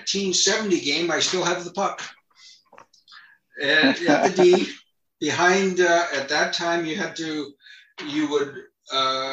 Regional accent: Sault Ste. Marie, Ontario, Canada; moved away as an adult; also born or lived in Houghton, Michigan; we're both from Sault Ste. Marie, Ontario, both graduated from Tech

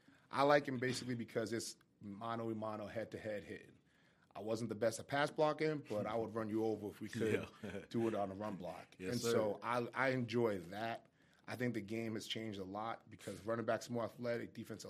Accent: Boston, Massachusetts, United States; So I grew up in Boston. I'm from Boston, born and raised. I was a Patriots fan growing up.

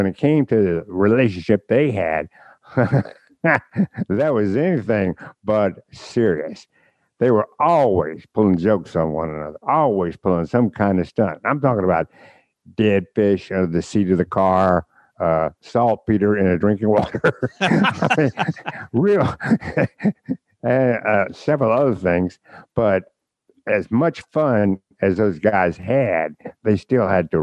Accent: Virginia Beach, Virginia, United States; moved away as an adult; I'm from Virginia Beach. Actually, okay. I lived in the Norfolk, Virginia Beach area from 1961 all the way through when I graduated from college.

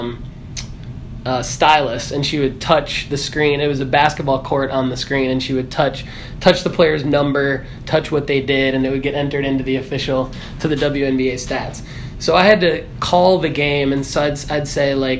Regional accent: Michigan, United States; I'm originally from Michigan

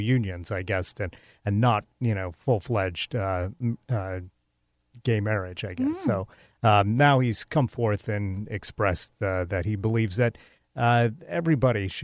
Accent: Tacoma, Washington, United States; My hometown

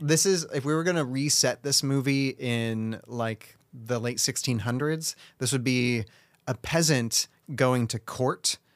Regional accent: United States; I'm an American

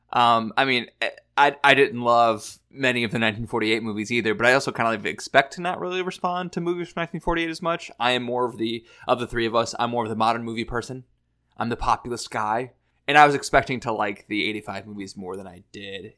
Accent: Missouri, United States; we're all from Missouri

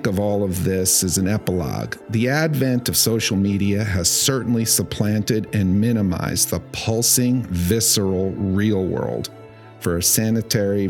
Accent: New York City, New York, United States; Growing up in New York City during its cultural heyday

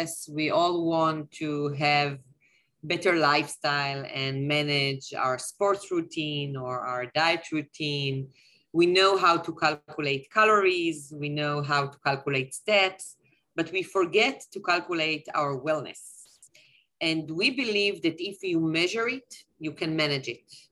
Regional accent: Tel Aviv, Tel Aviv District, Israel; I'm originally from Tel Aviv.

